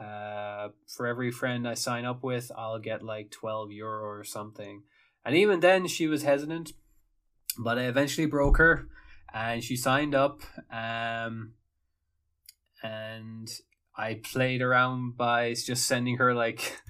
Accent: Ireland; moved away; I'm Irish

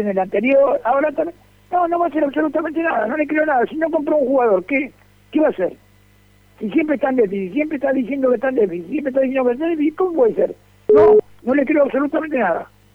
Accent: Avellaneda, Buenos Aires Province, Argentina; moved away; yo nací en Avellaneda, pero hace muchos años que vivo acá

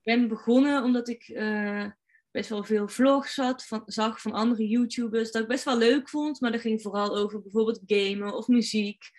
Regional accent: North Brabant, Netherlands; als Brabander

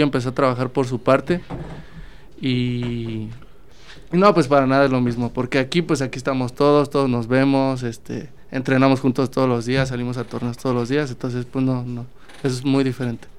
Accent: Salamanca, Guanajuato, Mexico; Yo soy de Salamanca

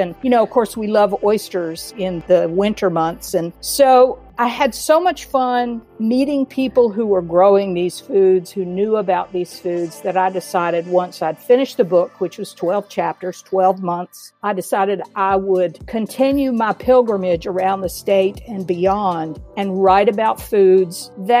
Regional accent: Atlanta, Georgia, United States; now in North Carolina, United States; growing up in Atlanta

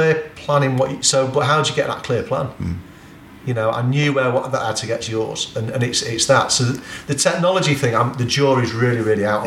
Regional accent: England, United Kingdom; our mentality about being English

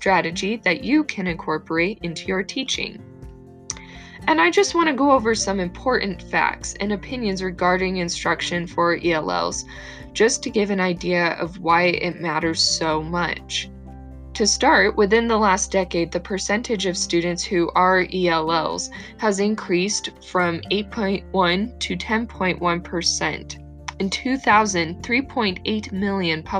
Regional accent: Arizona, United States; moved away as an adult; now in Utah, United States; I grew up in Arizona. Now I'm attending Brigham Young University in Utah.

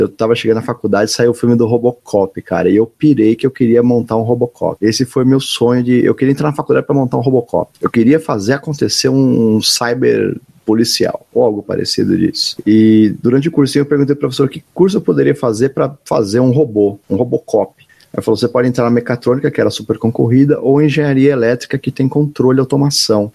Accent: São Paulo, Brazil; moved away; also born or lived in Florianópolis; me formei com os manezinhos da ilha mas sou de São Paulo

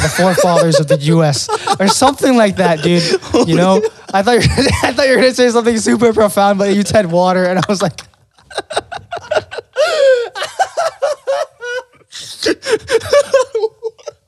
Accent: Philippines; now in New York City, United States; when I grew up in the Philippines, we did like community service

